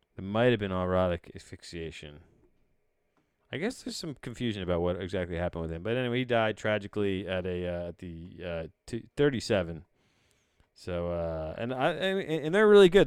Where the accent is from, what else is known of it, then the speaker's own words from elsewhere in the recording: United States; as a cultured American